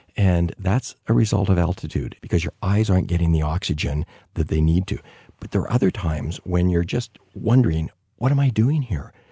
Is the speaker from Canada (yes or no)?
yes; Canada; as a Canadian